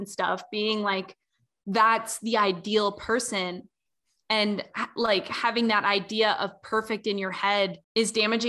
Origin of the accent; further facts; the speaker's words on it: Southern United States, United States; as a bisexual woman growing up in the Bible Belt, it's so weird.